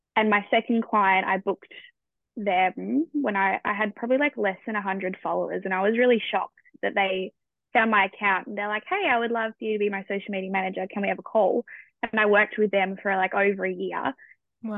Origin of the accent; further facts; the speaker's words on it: Australia; as an Australian